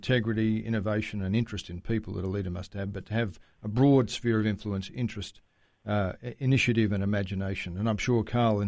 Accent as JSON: {"language": "English", "country": "Australia", "said": "we as Australian people"}